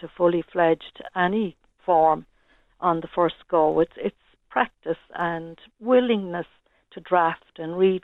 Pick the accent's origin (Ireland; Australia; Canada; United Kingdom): Ireland; moved away as an adult; now in Tallaght, Ireland; I'm from Barr originally